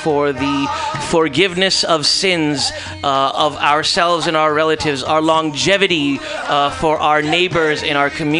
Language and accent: English; India; Because, you know, I'm from India, of like the Hindustan region.